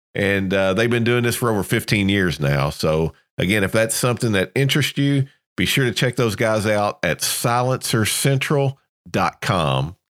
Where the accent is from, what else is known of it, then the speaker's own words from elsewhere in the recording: Kentucky, United States; moved away as an adult; also born or lived in South Georgia; now in Georgia, United States; I'm here in Georgia, South Georgia. very common down here where I'm at, um, but I grew up in Kentucky